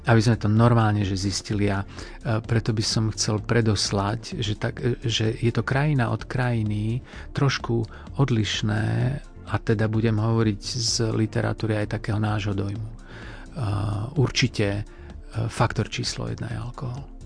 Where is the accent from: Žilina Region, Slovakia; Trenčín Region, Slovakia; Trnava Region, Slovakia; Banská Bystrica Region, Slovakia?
Banská Bystrica Region, Slovakia; Žiar nad Hronom; Ja pochádzam zo Žiaru nad Hronom